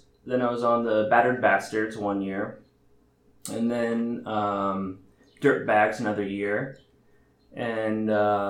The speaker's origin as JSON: {"language": "English", "country": "United States", "tie": "born or raised there", "said": "So, yeah, Irish name, but born and raised in America."}